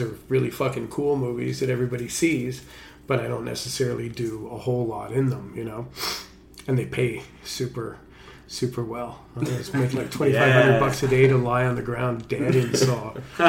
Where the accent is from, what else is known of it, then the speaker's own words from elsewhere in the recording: Canada; being a Canadian actor.